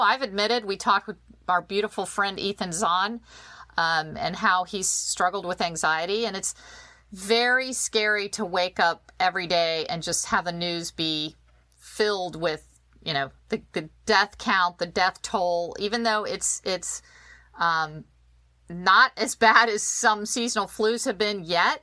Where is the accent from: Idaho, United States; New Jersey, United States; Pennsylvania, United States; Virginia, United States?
Virginia, United States; I'm a Virginian. I'm born, you know, I'm, uh, I Grew up in Virginia